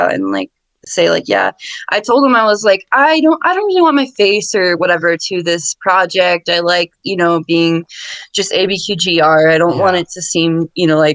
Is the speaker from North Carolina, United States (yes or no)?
no; Connecticut, United States; now in Albuquerque, United States; I grew up in Connecticut